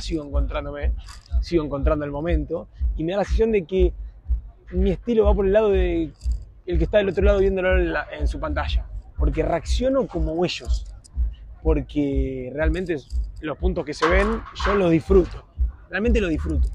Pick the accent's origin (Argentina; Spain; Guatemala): Argentina; siendo argentino